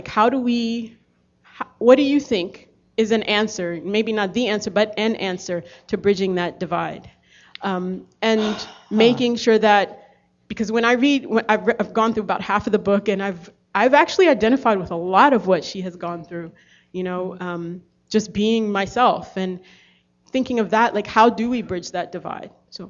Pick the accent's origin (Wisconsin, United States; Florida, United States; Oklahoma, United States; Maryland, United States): Maryland, United States; Baltimore; also born or lived in Ethiopia; growing up in Baltimore